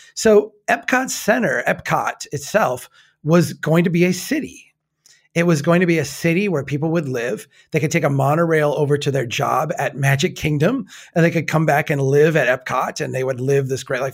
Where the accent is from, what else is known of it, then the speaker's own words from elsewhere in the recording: Minnesota, United States; accent: Minnesota; Minnesota, the Minnesota accent